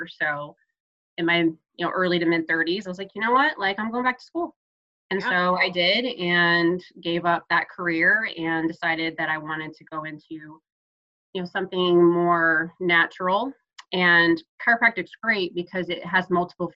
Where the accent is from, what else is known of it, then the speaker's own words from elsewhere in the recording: Chicago, Illinois, United States; also born or lived in Florida / Orlando, Florida; now in Nashville, United States; I'm originally from Chicago and lived in Florida